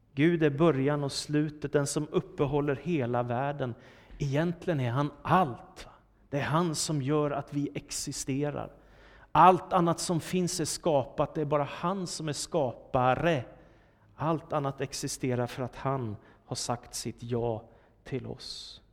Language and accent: Swedish; Danderyd, Stockholm County, Sweden; Danderyd, där jag växte upp.